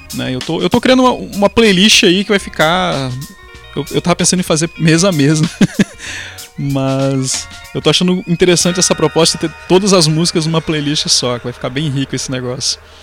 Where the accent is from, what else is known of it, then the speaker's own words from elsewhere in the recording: Rio Grande do Sul, Brazil; moved away as an adult; also born or lived in Paraíba; now in João Pessoa, Brazil; eu sou gaúcho e tô na Paraíba.